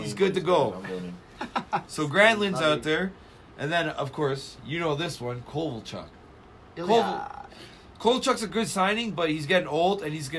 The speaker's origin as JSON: {"language": "English", "town": "Toronto", "region": "Ontario", "country": "Canada", "said": "I'm from Toronto."}